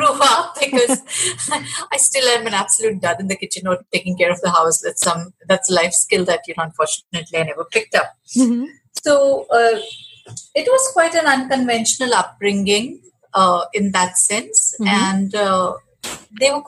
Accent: Mumbai, Maharashtra, India; I grew up in Mumbai, which was then Bombay

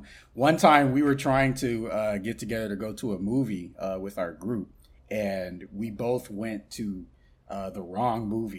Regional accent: Florida, United States; We're Florida boys, unfortunately.

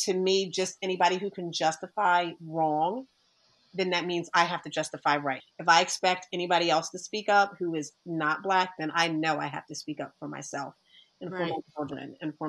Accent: Delran, New Jersey, United States; I grew up in Del Ram, which was a predominantly white people

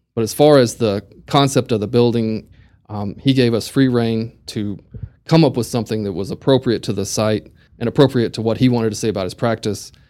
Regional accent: Amarillo, Texas, United States; also born or lived in Waco, Texas; I was born in Waco, but in 81, so I guess I was three years old. My dad and mother and my older brother and I moved to Amarillo

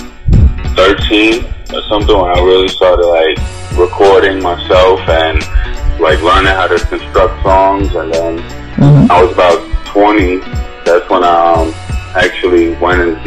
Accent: New York City, New York, United States; I'm from Brooklyn, Bushwick, Brooklyn, to be exact.

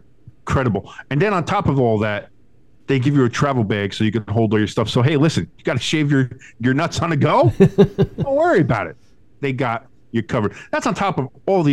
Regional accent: New Jersey, United States; I'm from Jersey

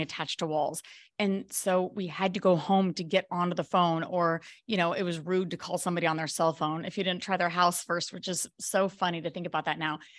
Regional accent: Colorado, United States; moved away as an adult; also born or lived in Maui, Hawaii; now in Belize; I was actually from Colorado, and I moved to Maui, Hawaii with my fourteen-year-old son

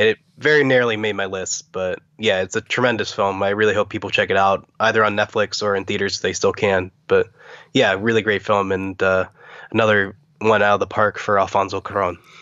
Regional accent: Pittsburgh, Pennsylvania, United States; I'm from Pittsburgh

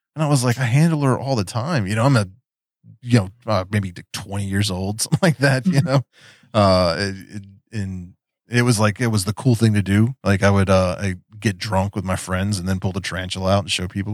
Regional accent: West Virginia, United States; accent: Appalachian; also born or lived in Daytona Beach, Florida; I grew up in West Virginia. There's there's that Appalachian accent

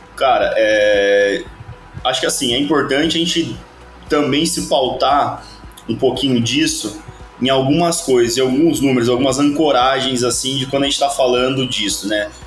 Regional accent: Avaré, São Paulo, Brazil; eu sou paulista do interior lá de São Paulo, uma cidadezinha que se chama Avaré

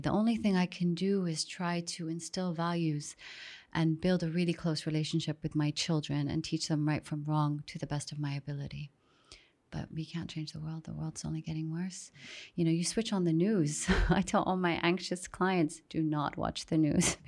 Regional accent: Saudi Arabia; moved away as an adult; also born or lived in Miami; growing up in Saudi, extremely sheltered

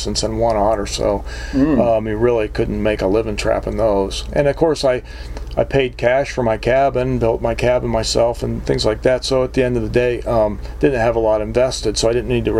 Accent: Columbus, Ohio, United States; moved away as an adult; also born or lived in Upper Peninsula, Michigan; I grew up in Columbus, Ohio, so I went to school in Columbus

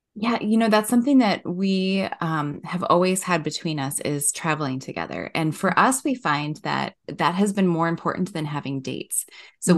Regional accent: Wisconsin, United States; moved away as an adult; also born or lived in Madison, Wisconsin; now in Minnesota, United States; I grew up in Wisconsin

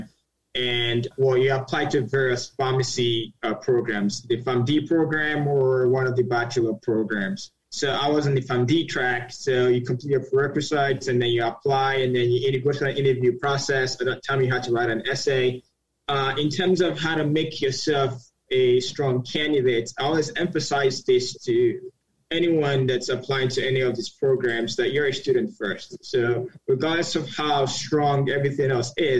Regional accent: Nigeria; moved away as an adult; now in United States; I'm Nigerian, moved to the United States when I was 18

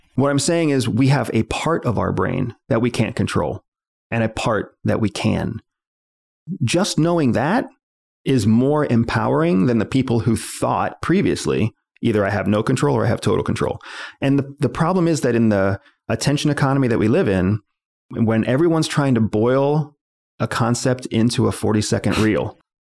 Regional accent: United States; I was born in this country

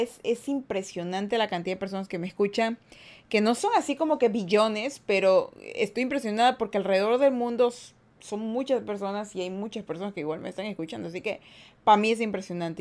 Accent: Guayaquil, Guayas, Ecuador; Yo soy de Ecuador. De la mitad del mundo soy. O sea, no de Quito, Ecuador, sino soy de Guayaquil, Ecuador

